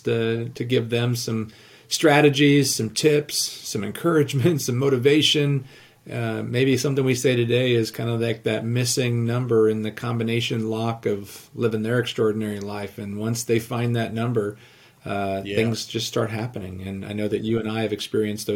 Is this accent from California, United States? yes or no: yes; Southern California, United States; now in Iowa, United States; I grew up in Southern California. I live in Iowa now